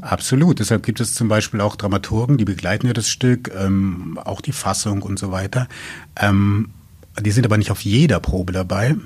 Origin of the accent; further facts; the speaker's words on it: Coburg, Bavaria, Germany; moved away as an adult; now in Braunschweig, Germany; Ich komme ja aus Coburg, aus Franken gebürtig